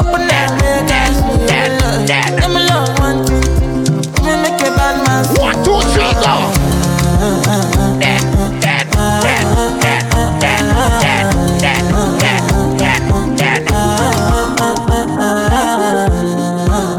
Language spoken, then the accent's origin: English; Jamaica; I'm Jamaican.